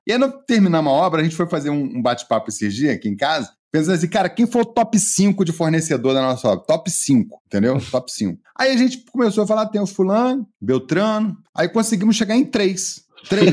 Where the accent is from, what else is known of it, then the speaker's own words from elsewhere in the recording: Rio de Janeiro, Brazil; now in Minas Gerais, Brazil; eu, moro em Minas há muito tempo, mas eu sou carioca